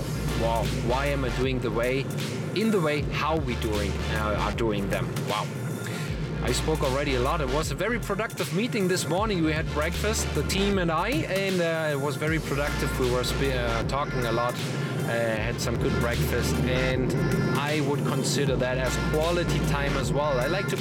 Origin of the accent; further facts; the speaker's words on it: Germany; accent: German; English is a second language; moved away as an adult; also born or lived in Netherlands; now in Mexico; even in broken Dutch, with my German accent